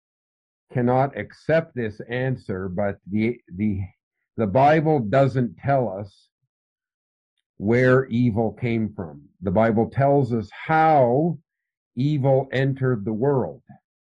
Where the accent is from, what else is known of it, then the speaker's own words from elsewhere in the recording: Canada; also born or lived in Philippines; My father and mother were missionaries in the Philippine Islands. I lived in the Philippine Islands until I was almost six. But I'm originally from Canada.